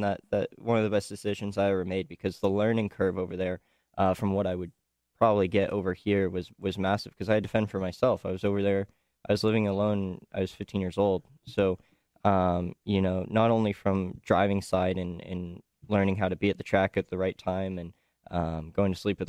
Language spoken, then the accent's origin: English; Los Angeles, California, United States; moved away; I'm originally from Los Angeles.